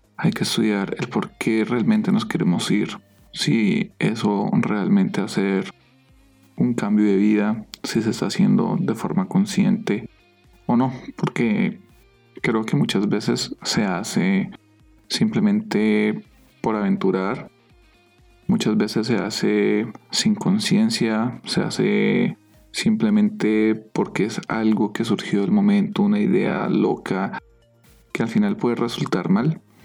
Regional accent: Colombia; moved away as an adult; now in San Diego, United States; ya han pasado cuatro años desde que salimos de Colombia

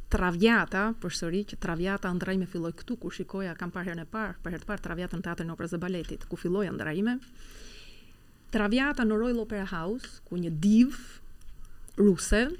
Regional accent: Albania; moved away; edhe unë po prezantosha si shqiptare.

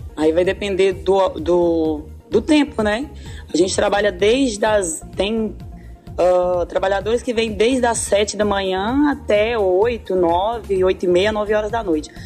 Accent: north of Minas Gerais, Brazil; A gente vem do norte de Minas

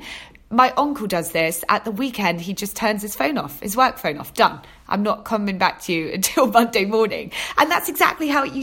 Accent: Torquay, South West England, United Kingdom; moved away as an adult; now in London, United Kingdom; I was born and raised in Devon, Torquay in Devon.

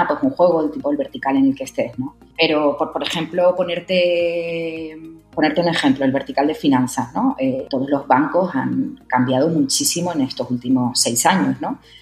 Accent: Tenerife, Canary Islands, Spain; moved away as an adult; also born or lived in Madrid; soy canaria de Tenerife. Bueno, estudié allí en Tenerife, estuve trabajando y me fui para Madrid

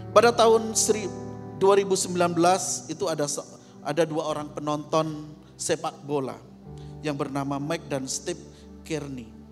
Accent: East Java, Indonesia; daerah saya, di Jawa Timur

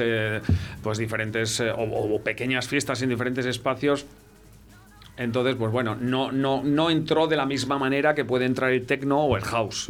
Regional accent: Valladolid, Castile and León, Spain; moved away as an adult; also born or lived in Pyrenees; yo nací aquí, yo soy de Valladolid, pero me fui de aquí a los 18 años y me fui al norte, al Pirineo

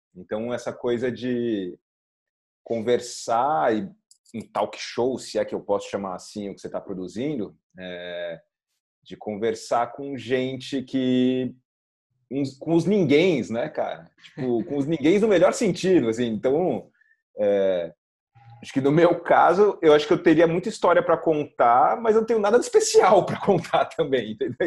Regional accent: São Paulo, Brazil; moved away as an adult; now in Carcavelos, Portugal; nasci em São Paulo, sempre morei em São Paulo. Hoje eu tô morando em Portugal

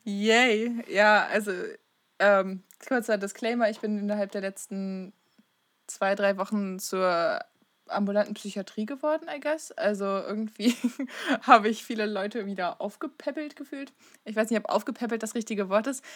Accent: East Frisia, Lower Saxony, Germany; Ich komme aus Ostfriesland

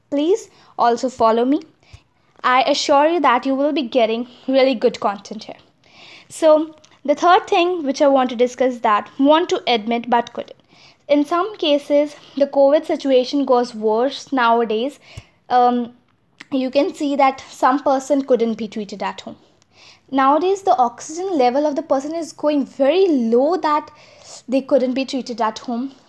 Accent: India; As I'm an Indian, I could speak Hindi

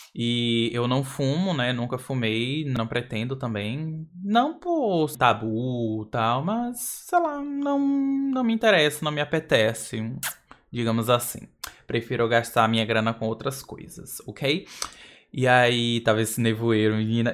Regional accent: Brazil; sou do Brasil

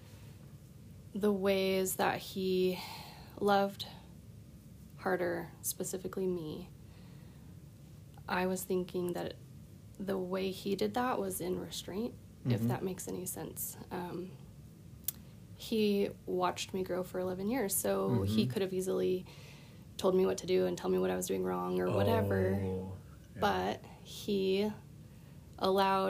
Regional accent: Bend, Oregon, United States; from Bend, Oregon

